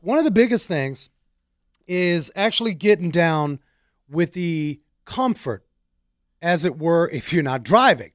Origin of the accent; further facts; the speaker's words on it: New York, United States; growing up in New York in the big apartment buildings